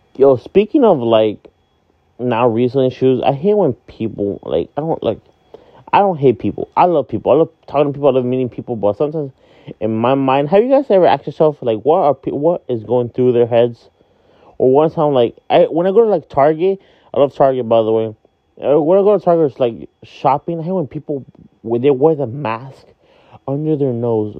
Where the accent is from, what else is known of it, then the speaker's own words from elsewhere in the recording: Miami, Florida, United States; also born or lived in Hialeah, Florida; I am from Miami, Florida, but I live in the city of Hialeah